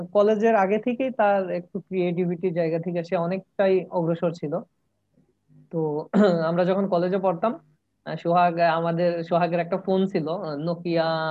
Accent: Sarishabari, Mymensingh Division, Bangladesh; moved away as an adult; now in Sylhet, Bangladesh; আমি জামালপুরে সরিষাবাড়ি থেকে আসছি

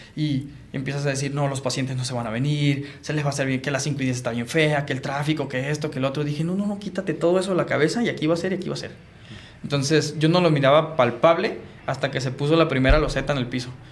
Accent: Sinaloa, Mexico; moved away as an adult; now in Tijuana, Mexico; soy bien sinaloense

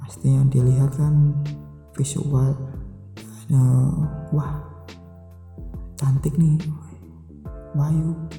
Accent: Java, Indonesia; saya juga orang Jawa

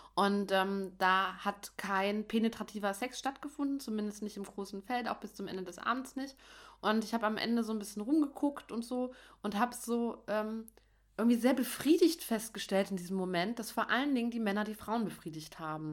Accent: Dresden, Saxony, Germany; accent: Saxon; now in Berlin, Germany; Ich komme ja aus Dresden

